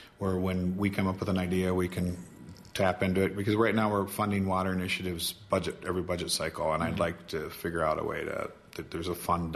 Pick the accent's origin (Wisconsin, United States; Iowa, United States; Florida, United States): Wisconsin, United States; Southwest; I'm from Southwest Wisconsin